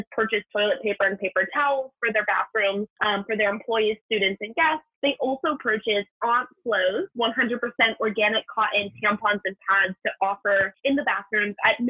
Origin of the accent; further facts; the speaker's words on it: Ohio, United States; growing up in Ohio